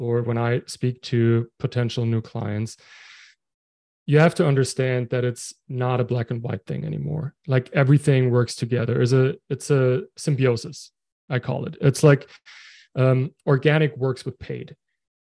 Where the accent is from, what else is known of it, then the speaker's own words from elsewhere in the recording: Germany; moved away as an adult; now in Halifax, Canada; I'm from Germany, living in Canada right now.